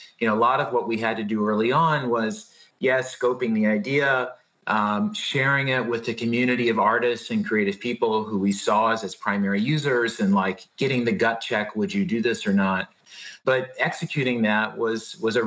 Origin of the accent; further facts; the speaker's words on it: Blacksburg, Virginia, United States; moved away as an adult; also born or lived in New York; I grew up in Southwest Virginia, outside of Blacksburg, Virginia